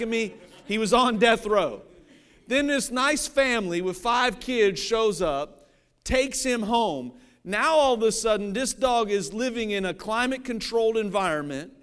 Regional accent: Cincinnati, Ohio, United States; I grew up in Cincinnati, Ohio.

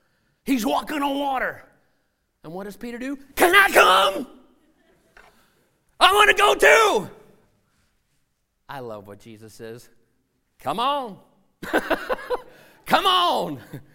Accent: Senegal; Where I grew up in Senegal, out on the coast, they had these huge boat canoes made out of ironwood.

